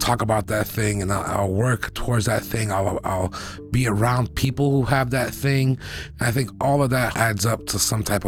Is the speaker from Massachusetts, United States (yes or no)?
yes; Boston, Massachusetts, United States; I grew up in Roxbury